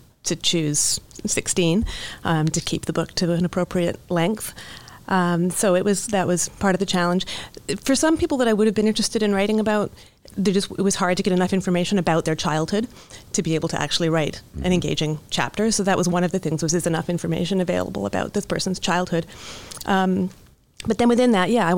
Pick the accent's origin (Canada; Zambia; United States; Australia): Canada; West Coast of Canada; I'm an author from the West Coast of Canada.